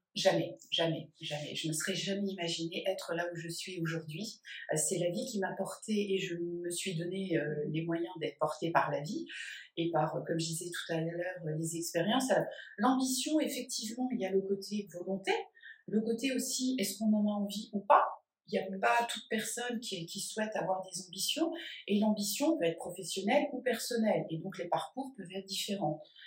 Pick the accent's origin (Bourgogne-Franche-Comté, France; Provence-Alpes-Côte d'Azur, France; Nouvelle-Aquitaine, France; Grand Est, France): Grand Est, France; Metz; Metz, qui est ma ville natale.